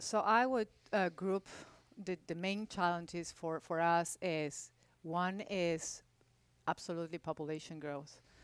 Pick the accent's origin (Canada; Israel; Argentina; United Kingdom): Argentina; Buenos Aires; also born or lived in Louisville, Kentucky; now in Houston, United States; I grew up in Argentina, in Buenos Aires